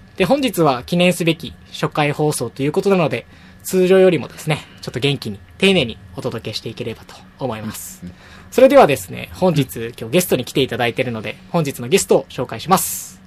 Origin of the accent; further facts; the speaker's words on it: Fukuoka, Japan; moved away as an adult; now in Tokyo, Japan; 出身はですね、福岡県でして